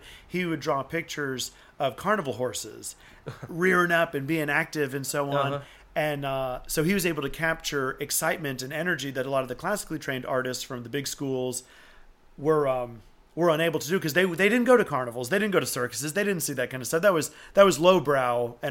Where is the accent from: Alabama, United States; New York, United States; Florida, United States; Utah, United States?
Alabama, United States; Auburn; also born or lived in Tuscaloosa, Alabama; I was born and raised in Auburn, Alabama. And, so East Alabama